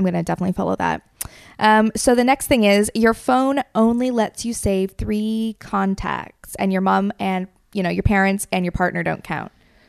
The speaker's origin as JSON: {"language": "English", "country": "United Kingdom", "said": "I feel like as a British person, I should say Hattie."}